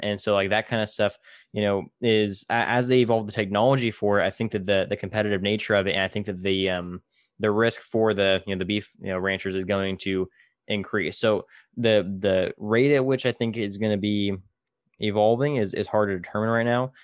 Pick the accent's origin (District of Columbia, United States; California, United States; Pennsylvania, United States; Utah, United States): California, United States; Tulare; I, I grew up in, in, you know, I don't know if you've ever heard Tulare